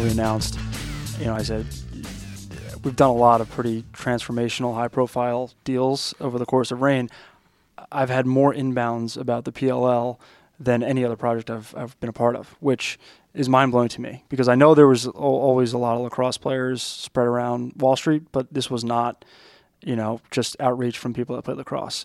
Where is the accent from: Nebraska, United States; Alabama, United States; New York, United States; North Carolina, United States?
New York, United States; Long Island; as a kid growing up on Long Island